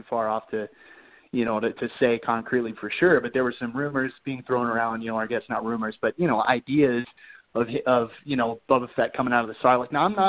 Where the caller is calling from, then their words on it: Colorado, United States; Colorado, actually.